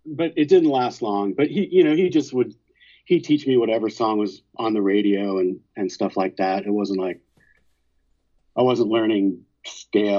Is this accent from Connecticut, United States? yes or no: yes; Newtown, Connecticut, United States; now in North Carolina, United States; I grew up in Connecticut. I grew up in Newtown, Connecticut, and that's where I went to high school